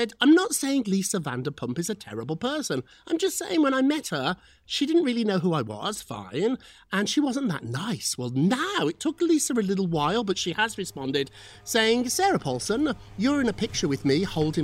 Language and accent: English; United Kingdom; moved away; As a Brit